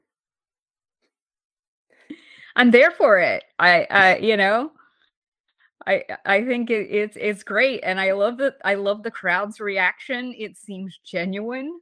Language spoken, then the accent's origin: English; Alabama, United States; now in New York, United States; the city where I grew up in Alabama